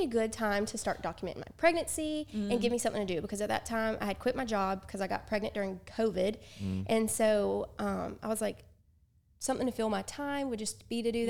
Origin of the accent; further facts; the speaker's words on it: Alabama, United States; We're from Alabama.